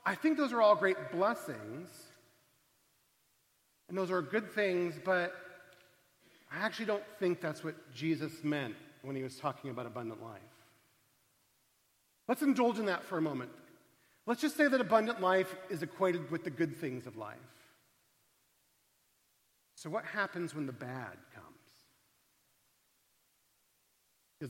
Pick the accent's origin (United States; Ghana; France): United States; Arizona; I come from Arizona, a state that has marine biology courses in the middle of the desert